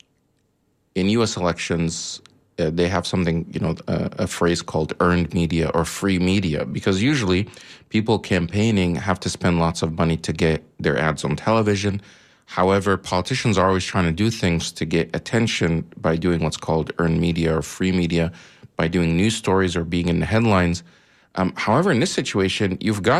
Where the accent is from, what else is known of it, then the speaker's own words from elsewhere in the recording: Egypt; moved away; I'm originally from Egypt